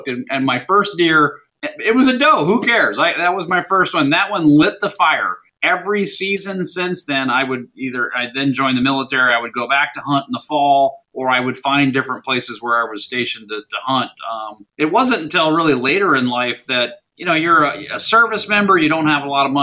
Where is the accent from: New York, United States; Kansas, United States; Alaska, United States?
Alaska, United States; Anchorage; also born or lived in Minnesota / Washington, D.C. area; now in Florida, United States; I was born and raised in Anchorage, Alaska.